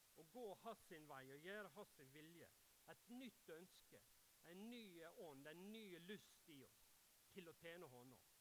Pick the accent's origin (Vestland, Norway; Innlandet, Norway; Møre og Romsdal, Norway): Møre og Romsdal, Norway; Ulsteinvik; Jeg er fra Ulsteinvik og bor